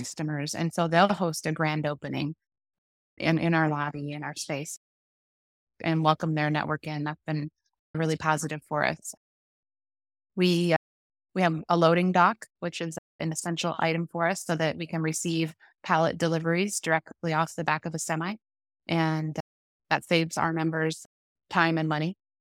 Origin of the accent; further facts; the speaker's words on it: Iowa, United States; now in Omaha, United States; I'm from Iowa, small town, born and raised